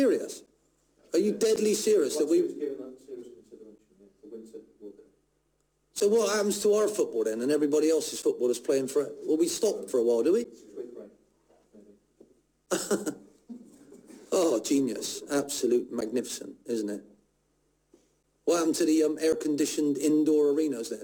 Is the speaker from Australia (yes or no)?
no; England, United Kingdom; I come from England.